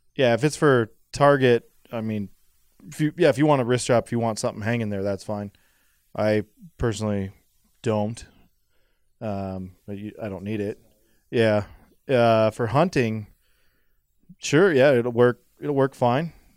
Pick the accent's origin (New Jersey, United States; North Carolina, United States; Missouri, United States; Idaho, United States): Idaho, United States; I'm from Idaho